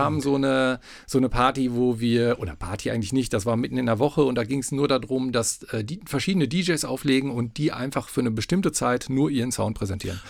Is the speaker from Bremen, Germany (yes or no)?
no; Paderborn, North Rhine-Westphalia, Germany; wohne schon seit Lebzeiten in Paderborn. Ich bin in Paderborn geboren